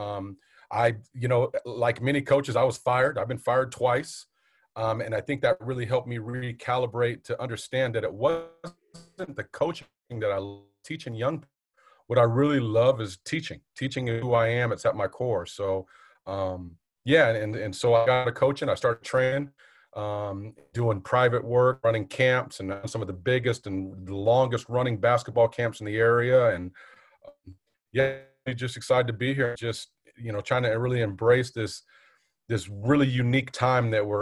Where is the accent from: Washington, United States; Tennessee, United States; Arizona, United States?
Washington, United States; Puyallup; also born or lived in Tacoma; born and raised in Tacoma, Puyallup. You know, I've been here my whole life other than going away to college